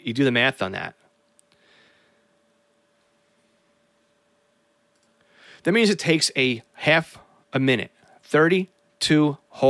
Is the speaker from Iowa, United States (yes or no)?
no; North Massapequa, New York, United States; my hometown of North Massapequa